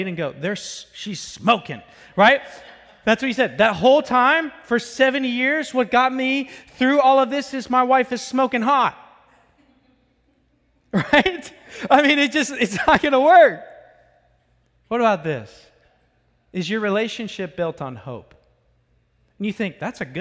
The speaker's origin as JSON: {"language": "English", "region": "Florida", "country": "United States", "said": "I'm from Florida"}